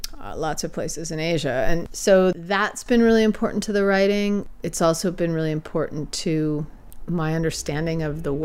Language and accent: English; the East, United States; moved away as an adult; I grew up in the East